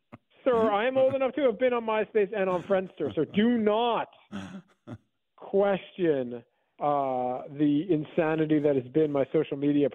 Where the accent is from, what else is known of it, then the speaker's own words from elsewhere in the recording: New York, United States; two schools, two towns that I'm familiar with from growing up on Long Island.